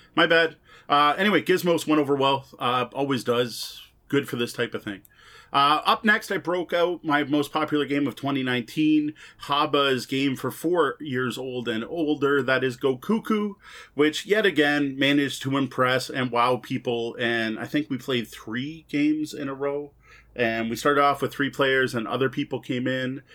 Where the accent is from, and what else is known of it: Canada